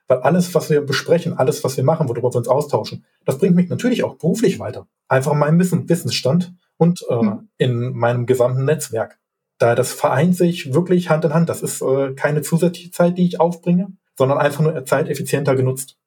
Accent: Hilden, North Rhine-Westphalia, Germany; Ich bin geboren in Hilden, ich wohne auch noch in Hilden

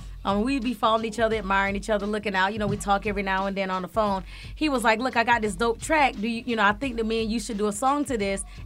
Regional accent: Florida, United States; now in Atlanta, United States; I'm from Florida. Every time I go home to Florida

